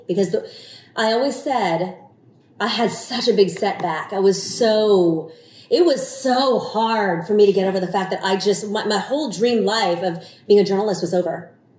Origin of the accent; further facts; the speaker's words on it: Houston, Texas, United States; also born or lived in Saigon, Vietnam / Amarillo / Birmingham / Seattle; Houston is my hometown and I was a news anchor for 21 years. It took me around the country. It was Amarillo, Birmingham, Seattle for 12 years. And I finally came back to Houston in 2012.